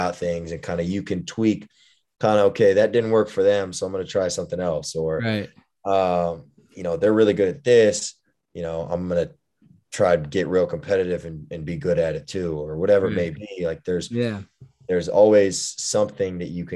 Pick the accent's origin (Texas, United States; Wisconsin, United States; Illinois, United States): Texas, United States; Houston; moved away as an adult; also born or lived in Indiana; I'm from originally from Houston, Texas. I grew up, I have three brothers